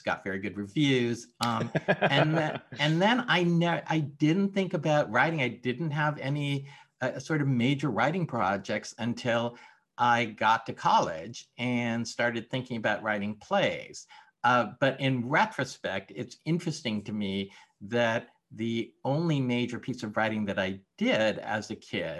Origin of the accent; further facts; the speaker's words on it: Los Angeles, California, United States; I was born and raised in Los Angeles